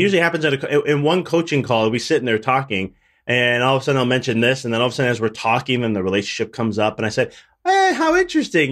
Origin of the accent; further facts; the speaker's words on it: Chicago, Illinois, United States; I'm from, originally from Chicago